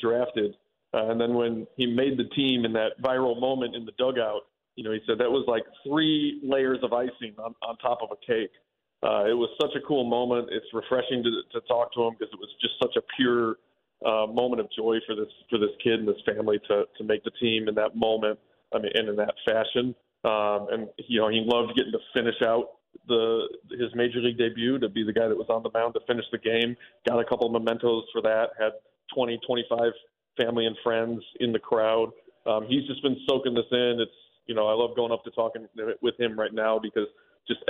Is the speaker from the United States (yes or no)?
yes; Chicago, Illinois, United States; when I was a kid growing up in Chicago